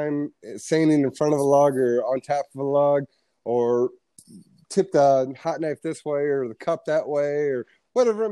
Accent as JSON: {"language": "English", "country": "United States", "said": "as an American"}